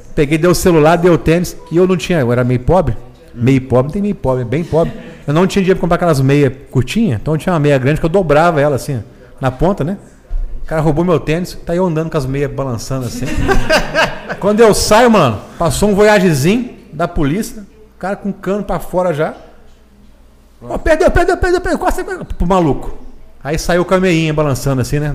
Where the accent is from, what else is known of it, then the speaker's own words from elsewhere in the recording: interior of Rio de Janeiro, Brazil; sou do interior do Rio